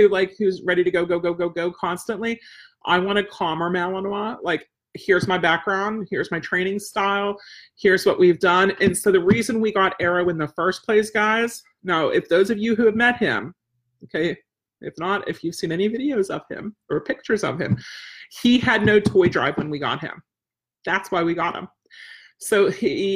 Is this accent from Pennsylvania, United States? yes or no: yes; outside Pittsburgh, Pennsylvania, United States; we had such an extended family growing up outside Pittsburgh